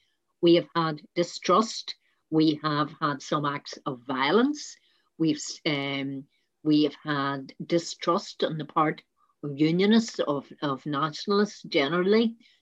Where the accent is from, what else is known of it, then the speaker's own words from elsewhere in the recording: Ireland; We are Irish people. We are a multifaceted Irish people now, because we've got such a mix of people from other countries. But basically, we're all Irish, irrespective of our heritage.